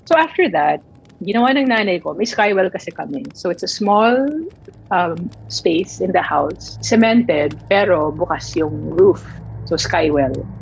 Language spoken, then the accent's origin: Tagalog; Manila, Metro Manila, Philippines; I grew up in Manila